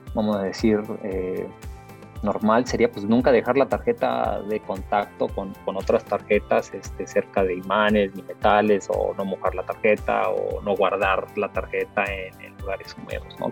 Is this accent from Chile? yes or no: no; Mexico; yo soy mexicano, mis padres son salvadoreños